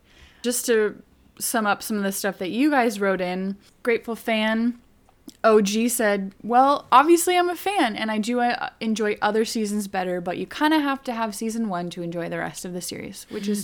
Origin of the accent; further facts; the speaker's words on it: United States; we're both American, and I'm currently in the U.S.